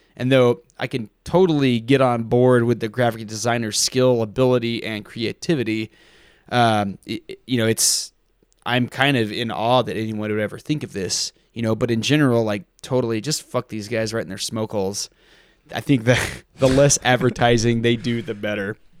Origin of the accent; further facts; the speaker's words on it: Texas, United States; I grew up in Texas and I grew up dove and quail hunting